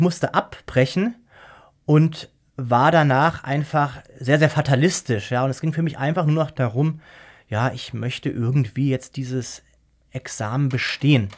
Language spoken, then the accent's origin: German; Germany; also born or lived in Austria; Man wird als Deutscher in Österreich sofort als Deutscher entlarvt.